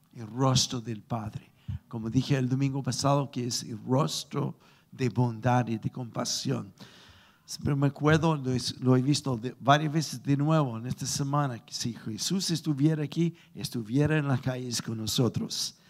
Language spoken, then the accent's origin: Spanish; Chile